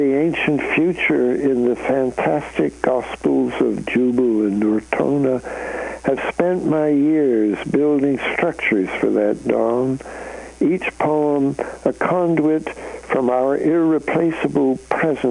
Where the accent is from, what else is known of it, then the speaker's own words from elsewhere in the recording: Canada; moved away; I'm a Canadian, so I come from north of the border